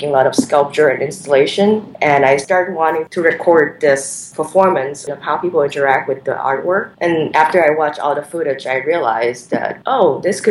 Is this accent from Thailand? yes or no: yes; Thailand; I was growing up in Thailand